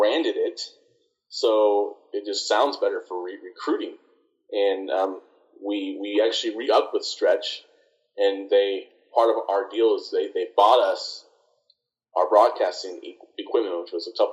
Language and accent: English; Nebraska, United States; also born or lived in Fond du Lac, Wisconsin; now in Hobbs, United States; I'm from Nebraska originally